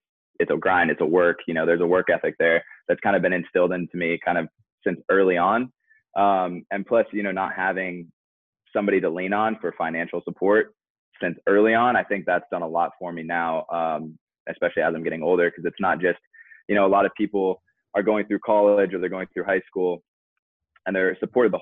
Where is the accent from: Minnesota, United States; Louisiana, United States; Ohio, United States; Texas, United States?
Minnesota, United States; Eden Prairie; now in Orlando, United States; I'm from Eden Prairie